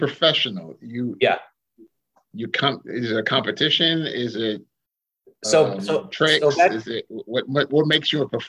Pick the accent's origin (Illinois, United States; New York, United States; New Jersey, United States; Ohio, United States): New York, United States; moved away; also born or lived in Pennsylvania; I grew up in New York and then moved to Pennsylvania